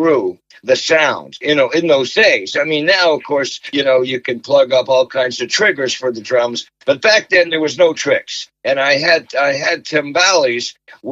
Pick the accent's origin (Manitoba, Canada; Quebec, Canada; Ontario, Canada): Quebec, Canada; Montreal; a kid growing up in Montreal with triplet brothers, a sister, a big family